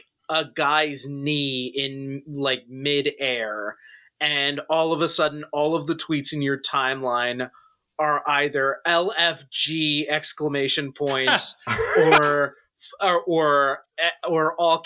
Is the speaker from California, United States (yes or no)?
no; Philadelphia, Pennsylvania, United States; accent: Philly; my Philly accent